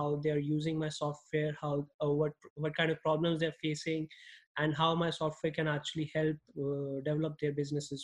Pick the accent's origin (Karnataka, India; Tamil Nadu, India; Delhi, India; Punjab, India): Delhi, India; New Delhi; moved away as an adult; now in Los Angeles, United States; I grew up in New Delhi and I did my schooling in New Delhi